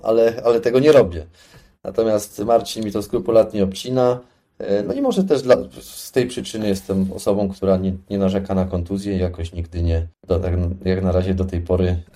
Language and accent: Polish; Tarnów, Lesser Poland, Poland; urodziłem się w Tarnowie i całą swoją młodość y, spędziłem w Tarnowie.